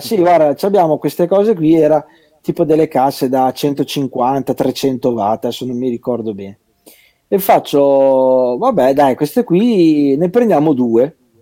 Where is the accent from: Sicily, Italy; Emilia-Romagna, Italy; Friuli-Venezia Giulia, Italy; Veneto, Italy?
Emilia-Romagna, Italy; Alfonsine; sono di Alfonsine